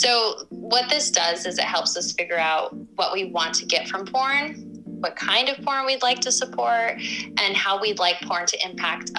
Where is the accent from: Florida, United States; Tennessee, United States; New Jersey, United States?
Florida, United States; Miami; moved away as an adult; now in Barcelona, Spain; a young girl and teen growing up in Miami, Florida